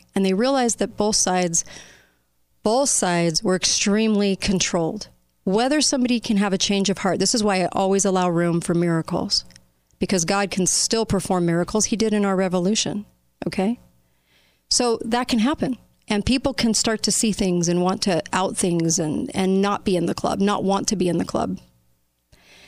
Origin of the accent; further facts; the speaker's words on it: United States; as an American populace